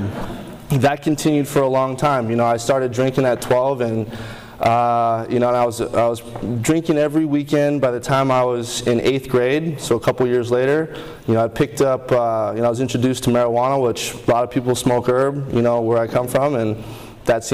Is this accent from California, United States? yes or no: no; Honolulu, Hawaii, United States; I grew up in Honolulu, Hawaii.